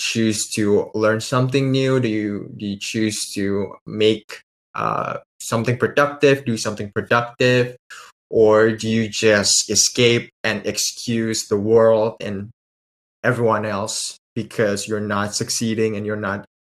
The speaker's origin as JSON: {"language": "English", "country": "Indonesia", "said": "I'm actually from Indonesia"}